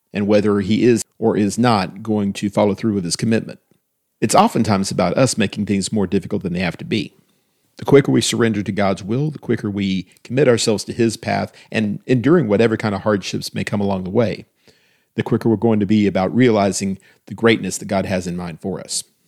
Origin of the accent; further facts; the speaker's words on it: United States; as an American